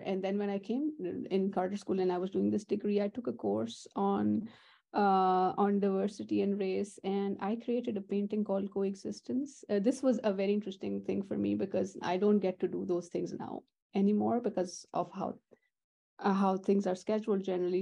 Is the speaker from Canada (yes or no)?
no; Pakistan; moved away as an adult; now in United States; I'm born and raised in Pakistan